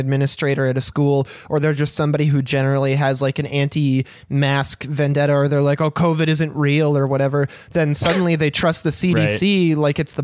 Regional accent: Michigan, United States; where I grew up in Michigan, in some of the smaller towns around the area

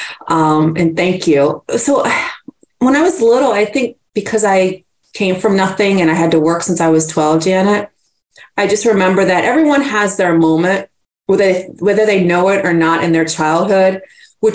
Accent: Virginia, United States; Yes, in Virginia. And I'm so honored that and happy I grew up there.

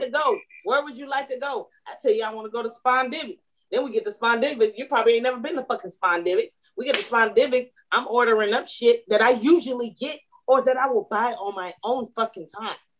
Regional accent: Atlanta, Georgia, United States; I'm from Atlanta.

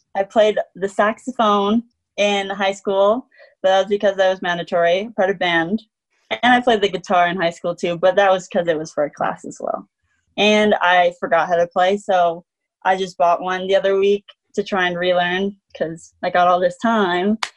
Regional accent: Manitoba, Canada; born or raised there; moved away as an adult; now in Salt Lake City, United States

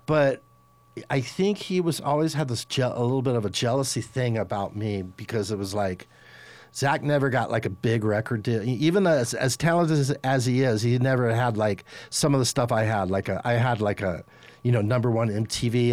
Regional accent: Los Angeles, California, United States; I'm from Los Angeles

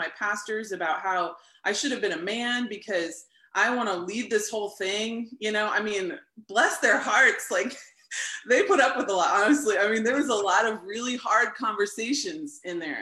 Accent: St. Louis, Missouri, United States; also born or lived in Lawrence, Kansas; I'm from St. Louis, Missouri, and I grew up in a non-religious home, non-Christian home

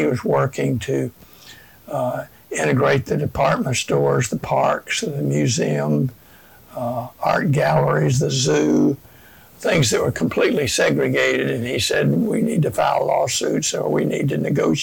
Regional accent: Memphis, Tennessee, United States; also born or lived in Virginia; I was born here in Memphis, 1936, and grew up here.

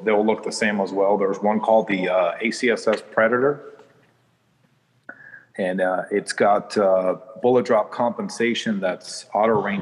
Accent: Chicago, Illinois, United States; I was born in Chicago

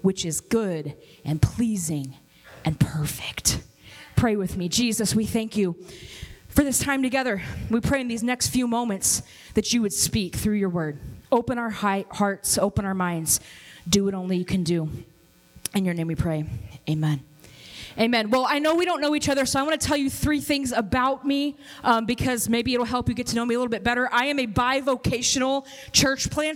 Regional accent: Kansas City, United States; also born or lived in Robbinsdale, Minnesota; now in Minnesota, United States; I'm from Kansas City

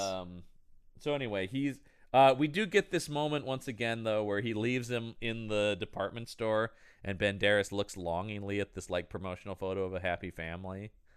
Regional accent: United States; I am an American, I speak my language

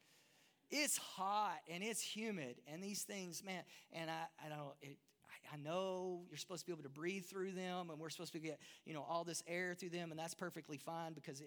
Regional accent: Texas, United States; moved away as an adult; now in Durban, South Africa; that's hard for a Texas boy

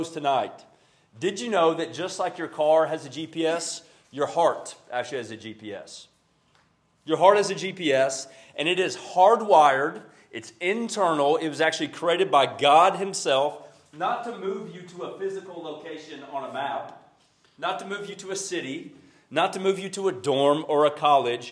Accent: Carrollton, Georgia, United States; I'm from Carrollton, Georgia

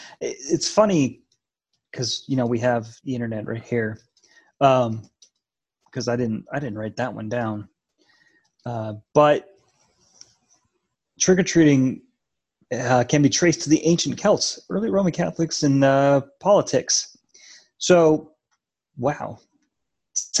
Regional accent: Colorado, United States; especially growing up in Colorado. Our Halloween traditions, we've talked about this before, was bundling up so you couldn't really see our costume anyway because it was so cold and usually snowed.

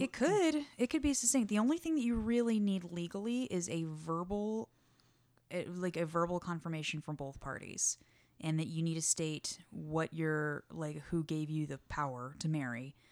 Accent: Texas, United States; also from Texas

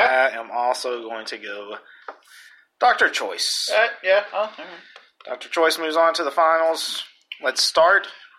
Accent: the South, United States; moved away; I am from the South.

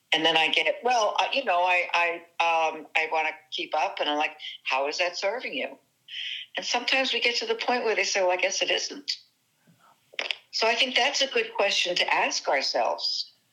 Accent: New Jersey, United States; I do rely heavily on on my excuse me my Italian uh, New Jersey background

